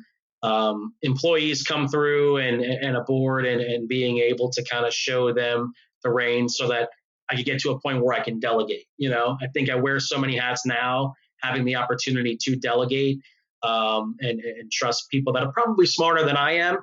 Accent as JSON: {"language": "English", "region": "New York", "country": "United States", "said": "I'm from New York"}